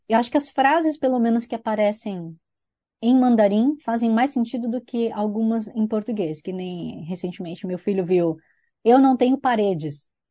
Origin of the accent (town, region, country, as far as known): Brazil; now in New Zealand